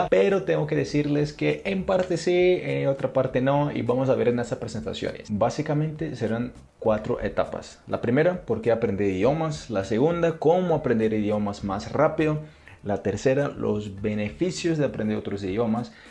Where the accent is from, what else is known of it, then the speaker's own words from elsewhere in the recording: Brazil; Spanish is a second language; also born or lived in Argentina; now in Colombia; soy de Brasil. Enseño portugués para extranjeros, más que todo en América Latina